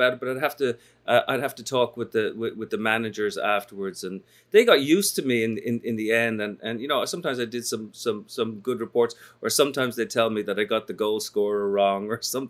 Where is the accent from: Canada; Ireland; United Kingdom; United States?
Ireland; Dublin, Leinster; When I was growing up in Dublin